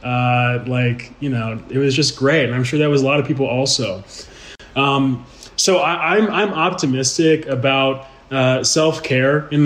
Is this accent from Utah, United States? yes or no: no; Houston, Texas, United States; moved away as an adult; now in Colorado, United States; I was born and raised in Houston, Texas, which is a city known as the energy capital of the world